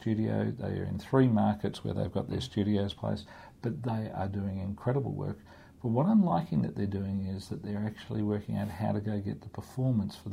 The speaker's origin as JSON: {"language": "English", "country": "Australia", "moved": "yes", "lives_now": "Hong Kong", "said": "I'm from Australia"}